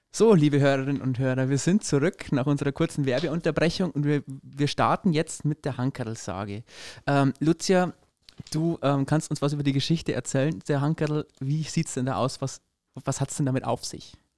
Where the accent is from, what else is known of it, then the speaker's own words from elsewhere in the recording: Upper Palatinate, Bavaria, Germany; hier bei uns in der Oberpfalz